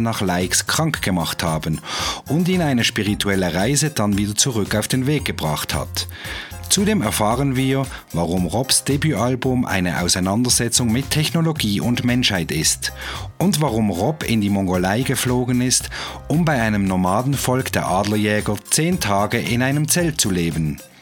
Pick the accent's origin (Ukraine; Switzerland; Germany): Switzerland; Basel, Basel-Stadt; moved away as an adult; also born or lived in Zürich / St. Gallen; komme aber ursprünglich aus Basel